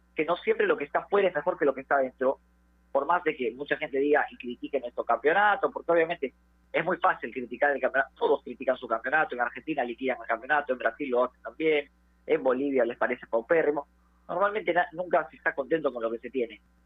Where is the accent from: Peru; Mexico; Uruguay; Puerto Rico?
Peru; como peruano quiere que los jugadores emigren